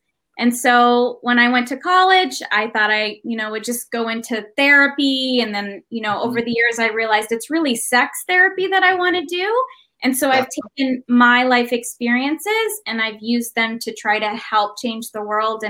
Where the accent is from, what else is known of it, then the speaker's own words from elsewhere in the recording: Papua New Guinea; moved away as an adult; So I grew up in a really conservative evangelical Christian community. I grew up in Papua New Guinea. So I was there for the first 18 years of my life.